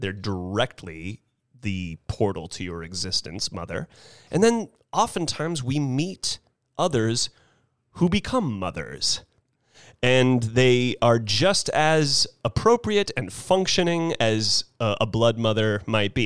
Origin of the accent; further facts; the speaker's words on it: Carmel Highlands, California, United States; the Carmel Highlands community that my mom was lucky to therefore grow up in, that I was lucky to therefore grow up